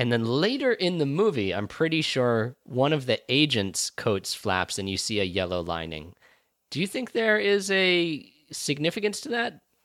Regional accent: United States; I'm an American

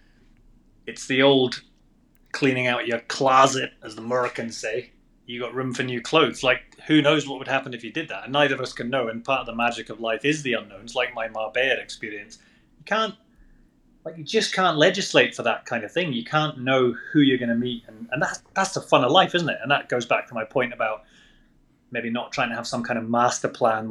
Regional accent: Scotland, United Kingdom; I'm from Scotland.

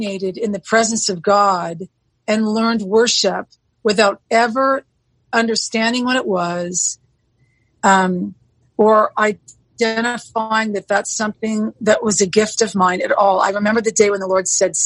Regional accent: Southern California, United States; I was born and raised in Southern California

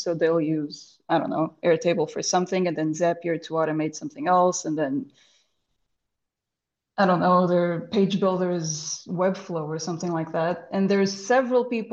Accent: Lisbon, Portugal; first language Portuguese; English is a second language; This pod finds me in Lisbon, my hometown

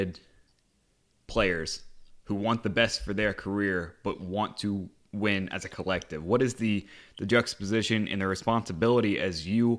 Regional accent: United States; as an American

